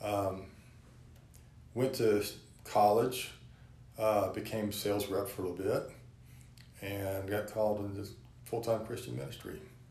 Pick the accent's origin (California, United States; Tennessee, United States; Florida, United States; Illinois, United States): Florida, United States; Pensacola; I grew up in Pensacola, Florida